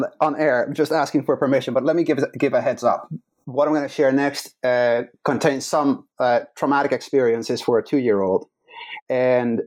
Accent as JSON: {"language": "English", "country": "Netherlands", "tie": "born or raised there", "second_language": "English", "moved": "as an adult", "lives_now": "Chicago, United States", "said": "So I was born in the Netherlands. I was born in a loving household, mom, dad, siblings."}